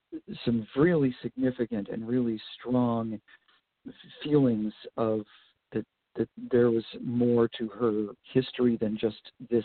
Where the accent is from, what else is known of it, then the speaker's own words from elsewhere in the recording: Vermont, United States; now in Harrisburg, United States; I grew up in Vermont